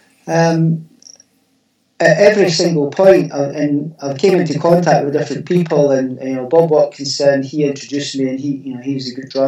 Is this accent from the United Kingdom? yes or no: yes; South Queensferry, Scotland, United Kingdom; moved away as an adult; now in Fife, United Kingdom; Queensferry, which was my hometown